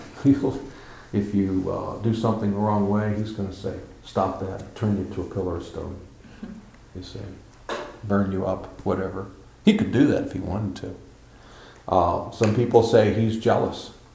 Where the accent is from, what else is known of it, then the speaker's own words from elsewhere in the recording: United States; I'm an old man limping around and I'm an American